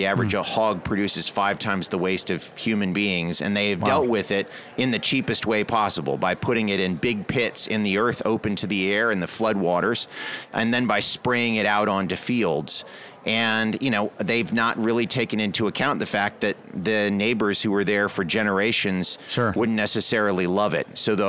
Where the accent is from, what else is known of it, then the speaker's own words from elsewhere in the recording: Salisbury, North Carolina, United States; she's from my hometown in Salisbury. And so Salisbury